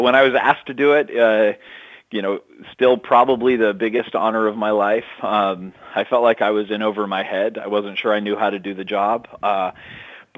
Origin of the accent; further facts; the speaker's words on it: Massachusetts, United States; Ted Kennedy, and who was my home state senator